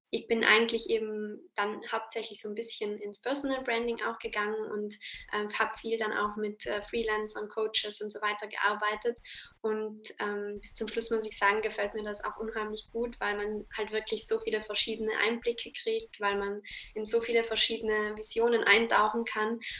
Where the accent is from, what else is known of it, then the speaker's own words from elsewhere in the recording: Trentino-Alto Adige, Italy; ich komme aus Südtirol.